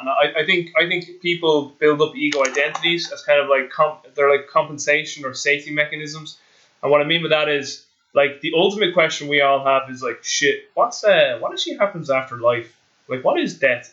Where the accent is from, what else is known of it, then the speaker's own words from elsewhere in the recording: Ireland; being an Irish person